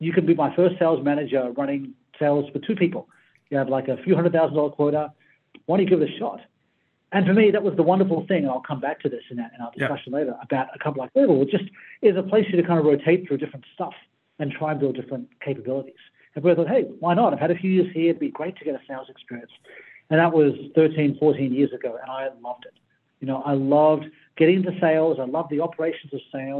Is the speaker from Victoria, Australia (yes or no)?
no; Sydney, New South Wales, Australia; I grew up in Sydney, on the Sydney side.